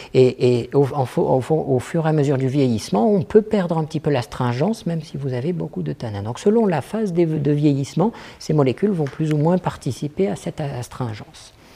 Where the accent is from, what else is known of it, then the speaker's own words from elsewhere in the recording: France; je suis français